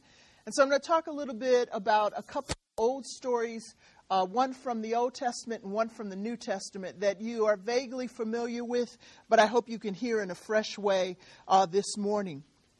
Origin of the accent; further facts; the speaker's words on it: Michigan, United States; I'm actually from Michigan for a while, and I still bleed Spartan green, but I'm up the road a little bit.